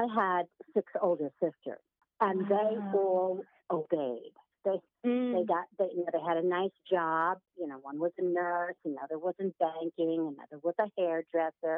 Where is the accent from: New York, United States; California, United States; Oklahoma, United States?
New York, United States; Long Island; I grew up on Long Island